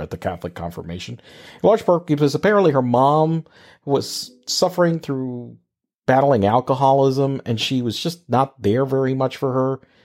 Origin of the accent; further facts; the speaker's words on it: Corozal, Puerto Rico; moved away as an adult; also born or lived in San Juan, Puerto Rico; I'm from a very small town, for those of you don't know, know, it's called Corozales in the middle of nowhere, uh, in Puerto Rico.